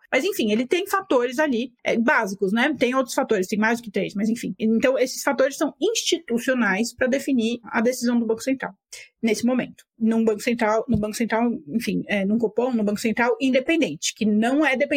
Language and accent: Portuguese; Argentina; Portuguese is a second language; Porque eu sou argentino e eu, meu país vive o oposto disso.